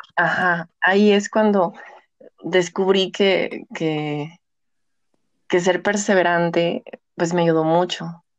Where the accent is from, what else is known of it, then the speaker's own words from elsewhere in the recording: Mexico; el 50% somos mexicanas